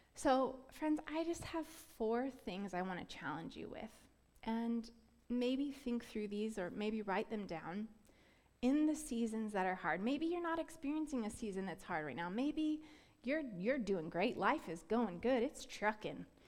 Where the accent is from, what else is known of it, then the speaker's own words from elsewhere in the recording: Florida, United States; I grew up in Florida